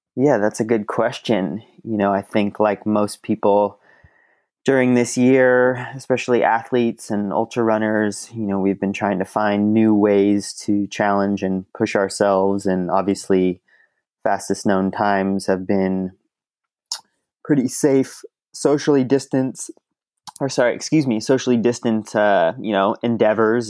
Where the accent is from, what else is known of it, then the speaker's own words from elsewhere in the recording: Mill Valley, California, United States; I grew up in the Bay Area